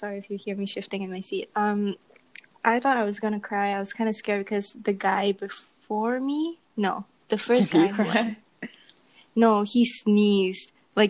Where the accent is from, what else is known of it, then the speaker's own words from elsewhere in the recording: Malaysia; I'm Malaysian.